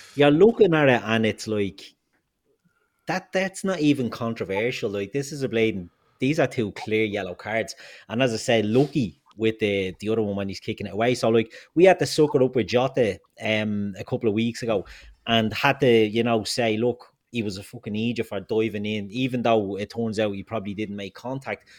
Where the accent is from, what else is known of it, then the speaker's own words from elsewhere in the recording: Ireland; also born or lived in Dublin; we're all Irish